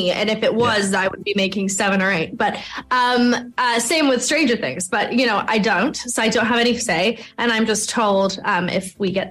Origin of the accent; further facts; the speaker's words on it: England, United Kingdom; I'm sorry, I've never even been to Ireland, which is crazy. I'm English.